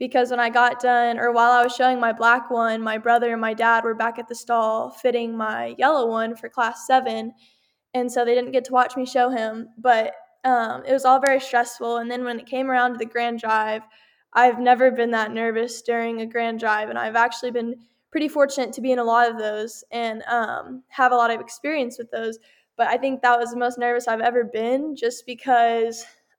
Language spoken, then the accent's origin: English; Texas, United States; I'm from Texas